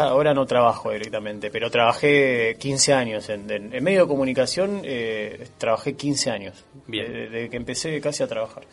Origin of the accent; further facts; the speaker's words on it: Tablada, Buenos Aires Province, Argentina; also born or lived in Monte Grande; Nací en Monte Grande, pero me crié en Tablada